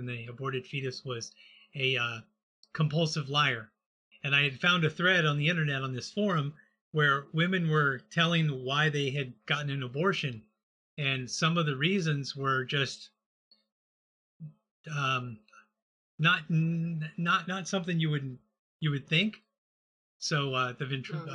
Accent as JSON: {"language": "English", "region": "Texas", "country": "United States", "tie": "born or raised there", "said": "I grew up in Texas"}